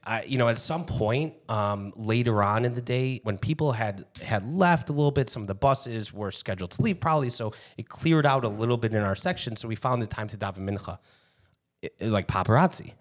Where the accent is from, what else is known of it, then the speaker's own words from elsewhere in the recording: Chicago, Illinois, United States; as a Chicagoan